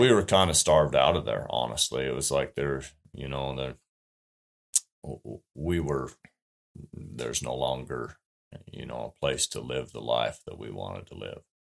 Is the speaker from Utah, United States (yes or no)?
yes; Utah, United States; moved away as an adult; We moved from Utah two and a half years ago